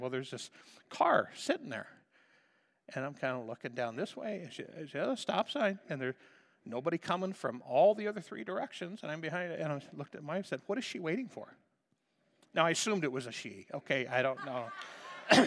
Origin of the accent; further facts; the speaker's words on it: United States; we speak American